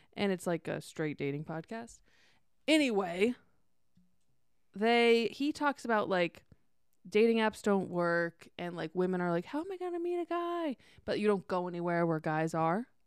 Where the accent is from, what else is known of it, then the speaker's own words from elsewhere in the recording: Columbus, Ohio, United States; now in Los Angeles, United States; I was in Columbus, my hometown